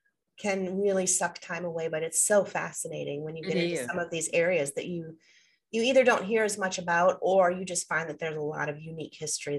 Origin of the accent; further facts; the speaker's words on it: Midwest, United States; as a Midwesterner